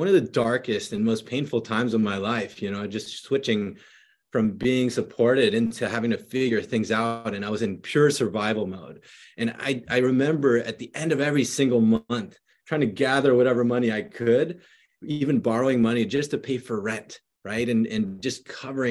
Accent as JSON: {"language": "English", "country": "Philippines", "tie": "born or raised there", "moved": "yes", "lives_now": "San Jose, United States", "said": "I grew up in the Philippines when I was younger and then moved over here to San Jose, California"}